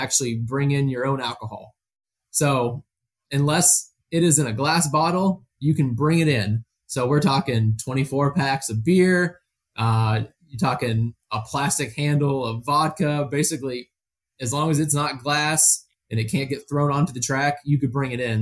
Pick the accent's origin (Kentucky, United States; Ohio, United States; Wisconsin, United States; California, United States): Ohio, United States; Canton; moved away as an adult; also born or lived in Florida / Alabama; now in Chicago, United States; I'm from a little area outside of Canton, Ohio